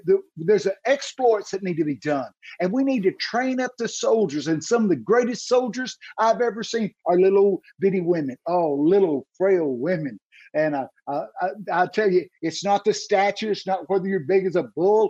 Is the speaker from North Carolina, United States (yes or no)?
no; Texas, United States; I'm from Texas